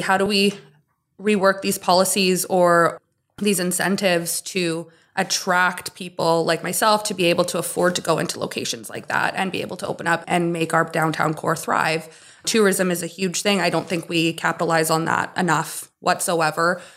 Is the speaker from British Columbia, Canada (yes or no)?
yes; Kitimat, British Columbia, Canada; also born or lived in Stewart, British Columbia / Toronto; I was more or less born and raised in Kitimat. I was born here. I grew up in Stuart till I was about six. And my parents made the move to Kitimat at that time.